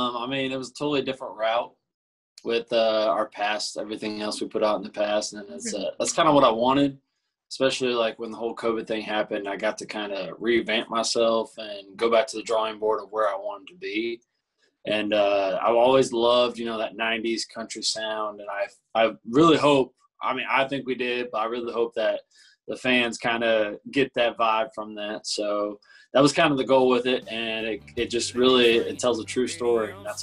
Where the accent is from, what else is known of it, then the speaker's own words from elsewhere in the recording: Indiana, United States; now in Nashville, United States; I'm from Indiana, so we were like, you know, we're state buddies, and we both live in Nashville now